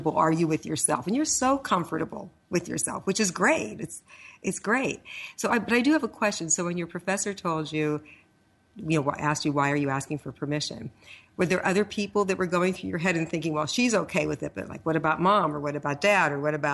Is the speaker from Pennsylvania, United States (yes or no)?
yes; Pittsburgh, Pennsylvania, United States; I grew up in Pittsburgh